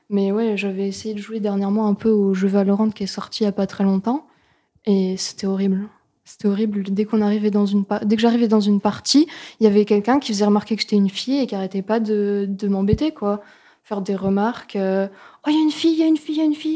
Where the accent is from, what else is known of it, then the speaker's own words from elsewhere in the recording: Lorraine, Grand Est, France; je viens de Lorraine